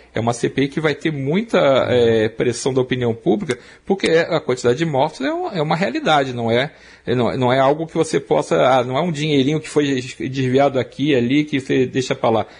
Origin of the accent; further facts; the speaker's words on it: Rio de Janeiro, Brazil; accent: Rio de Janeiro chiado; moved away; also born or lived in São Paulo; eu saí do Rio de Janeiro há muito tempo